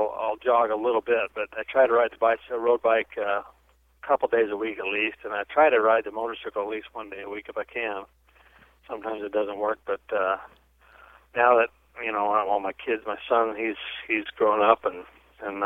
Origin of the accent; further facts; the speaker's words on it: Oregon, United States; moved away as an adult; now in Texas, United States; I grew up in Oregon